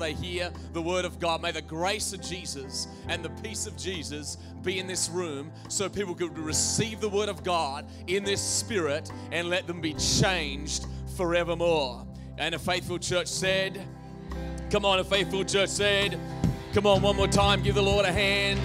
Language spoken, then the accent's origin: English; Australia; now in United States; I come from Australia